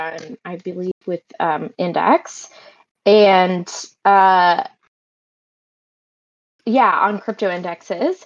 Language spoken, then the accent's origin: English; Canada; also born or lived in Montreal; I'm Canadian. I live in Montreal